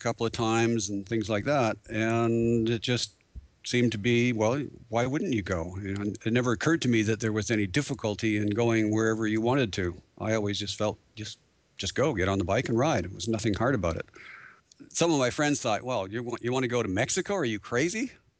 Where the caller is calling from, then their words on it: Abbotsford, British Columbia, Canada; from Horizons Unlimited, and I'm calling in from Abbotsford, British Columbia.